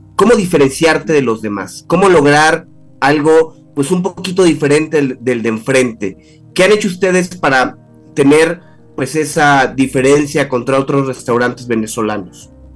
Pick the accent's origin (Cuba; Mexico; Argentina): Mexico; como mexicanos